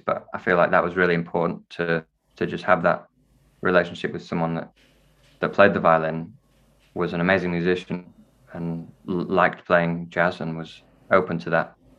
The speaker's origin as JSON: {"language": "English", "town": "Wakefield", "region": "Yorkshire and the Humber", "country": "United Kingdom", "moved": "yes", "lives_now": "London, United Kingdom", "said": "I'm from Wakefield"}